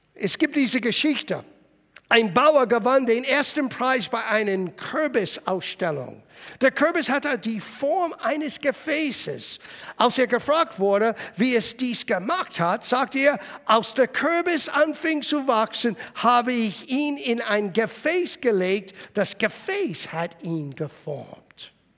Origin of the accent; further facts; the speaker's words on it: United States; German is a second language; now in Germany; Ich bin in Amerika aufgewachsen